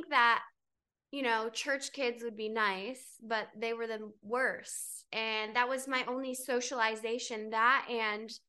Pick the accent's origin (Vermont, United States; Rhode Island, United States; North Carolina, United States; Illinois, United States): North Carolina, United States; also born or lived in Miami / New York; now in Los Angeles, United States; I grew up in North Carolina on a farm